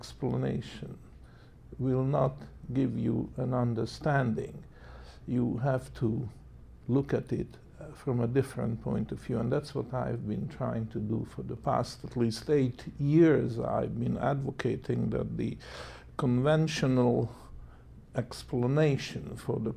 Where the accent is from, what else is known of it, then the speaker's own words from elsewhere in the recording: Hungary; moved away as an adult; also born or lived in Canada; I was born in Hungary, and in the fateful year of 1956, when the Soviet troops invaded the country, I decided to emigrated to Canada